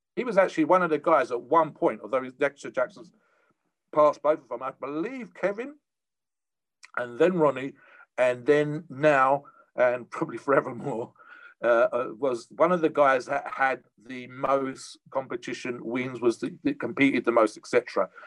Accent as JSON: {"language": "English", "country": "United Kingdom", "said": "Me being a Brit, we don't have too much of that over here"}